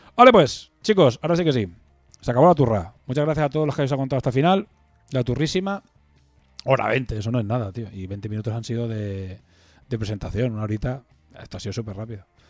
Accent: Spain; somos españoles y crecemos desde España

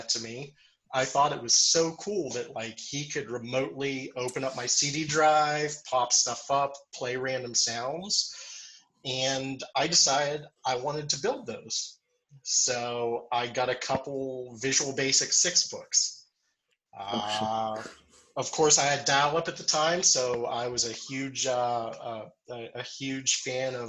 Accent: Meadville, Pennsylvania, United States; also born or lived in Pittsburgh, Pennsylvania; I'm originally from Meadville, Pennsylvania, so about an hour north of here.

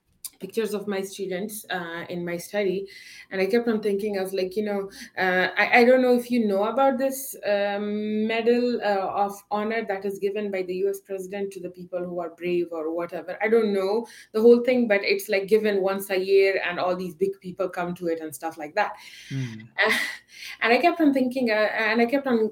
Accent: Kandahar, Afghanistan; I am from Kandahar

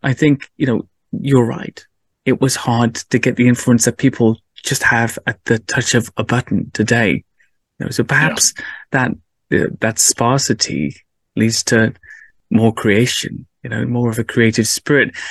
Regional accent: Cardiff, Wales, United Kingdom; I grew up in Wales, uh, in mm. Cardiff

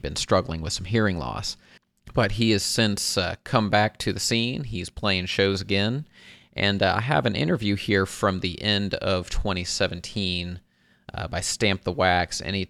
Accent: Dayton, Ohio, United States; here in my hometown of Dayton, Ohio

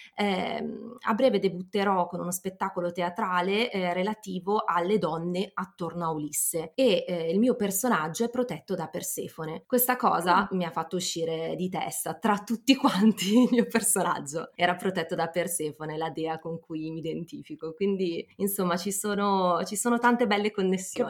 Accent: Milan, Lombardy, Italy; milanese doc, ho entrambi i genitori di Milano

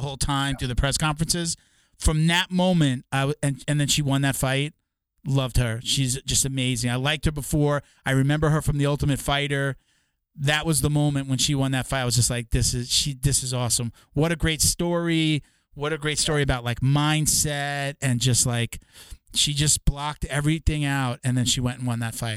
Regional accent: New York, United States; now in Florida, United States; I'm from New York originally too, so I'm like a Northeast guy.

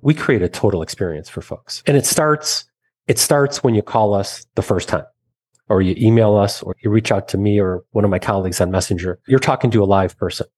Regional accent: Michigan, United States; Growing up in Michigan, got a scholarship to college

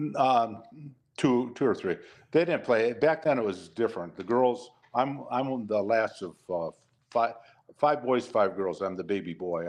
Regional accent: Detroit, Michigan, United States; I grew up in Detroit, Hanford.

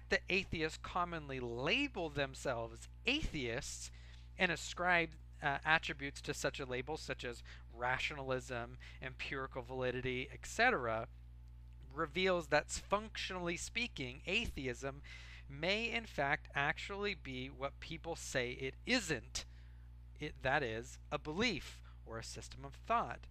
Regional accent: United States; I'm an American.

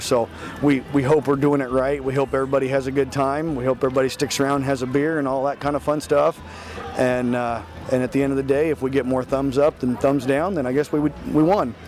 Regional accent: Earlham, Iowa, United States; I grew up here. I love this town

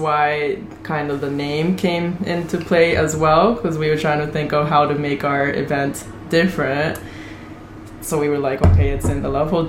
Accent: United Kingdom; I'm British, half British and Japanese.

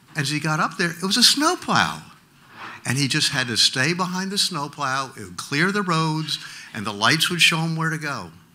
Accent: New Jersey, United States; moved away; I grew up in New Jersey

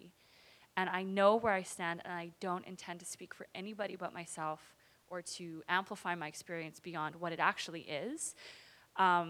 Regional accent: Vancouver, British Columbia, Canada; also born or lived in Los Angeles, California, United States; I grew up in East Vancouver

